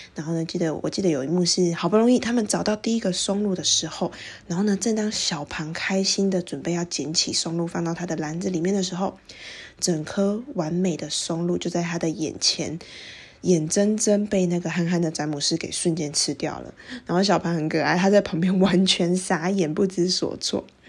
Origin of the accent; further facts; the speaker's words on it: Taiwan; 像是我们台湾人可能特别熟悉的